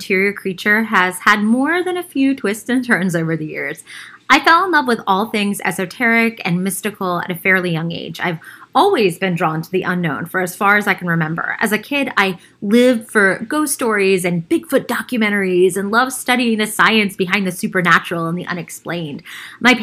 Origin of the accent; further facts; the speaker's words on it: Baltimore, Maryland, United States; I grew up in Baltimore in a working class part of the city, and then we moved to a super like white collar neighborhood when I was in fifth grade